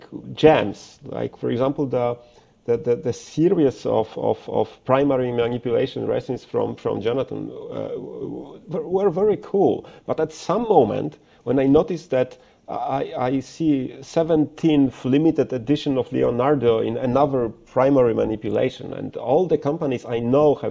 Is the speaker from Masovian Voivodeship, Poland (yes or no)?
yes; Warsaw, Masovian Voivodeship, Poland; English is a second language; I'm a guy from Warsaw who makes Urushi pens.